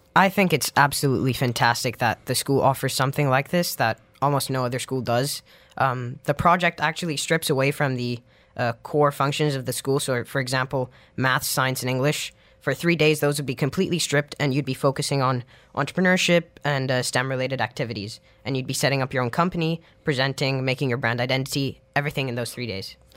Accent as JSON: {"language": "English", "region": "Dubai", "country": "United Arab Emirates", "tie": "born or raised there", "said": "growing up in Dubai, there isn't a, a very strong language community."}